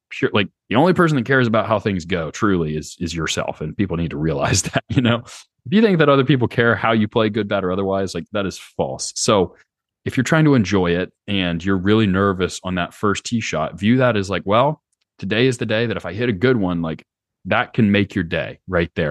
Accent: Charlotte, North Carolina, United States; moved away as an adult; also born or lived in Lowcountry, South Carolina / Stanford, California; I grew up in Charlotte. Um, lived there my whole life up until college.

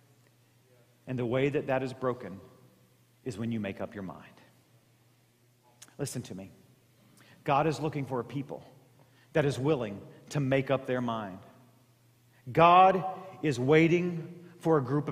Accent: Southeast Missouri, United States; growing up in Southeast Missouri

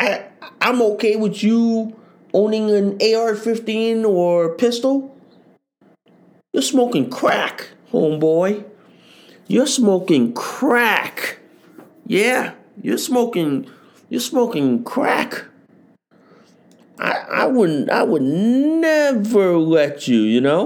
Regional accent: United States; I'm an American

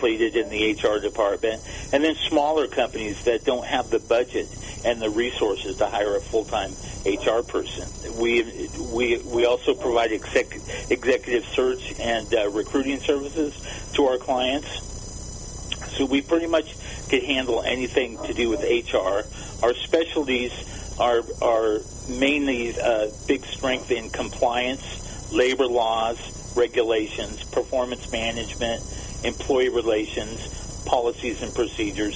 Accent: Whittier, California, United States; I'm a Southern California kid, grew up, born and raised in Southern California, grew up in Whittier

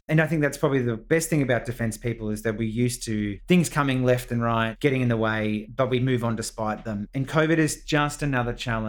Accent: Melbourne, Victoria, Australia; Yeah, so I grew up in East Bentley in Melbourne. I am the youngest of eight children, and the most direct military influence to me was my dad, who was a Vietnam veteran.

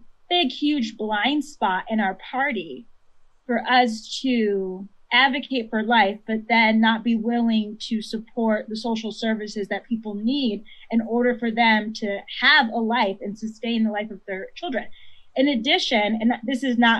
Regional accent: Connecticut, United States; growing up in Connecticut, which is a very white state

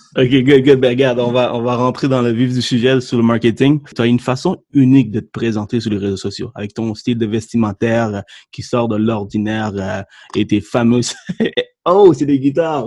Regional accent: Sri Lanka; now in Quebec, Canada; je suis né au Sri Lanka

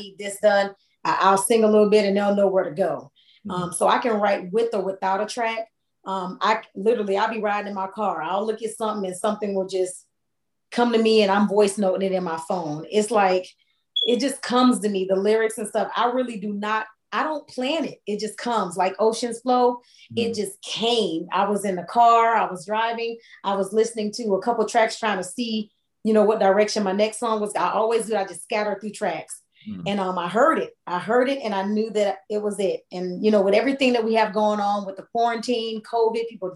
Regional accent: Hollywood, Florida, United States; moved away; Miami, where I'm originally from. I'm from Hollywood, Florida

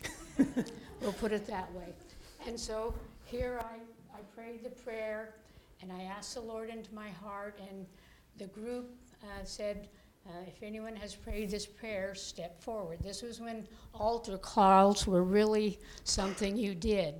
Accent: Colorado, United States; I was r- born and raised in Colorado on a dairy farm

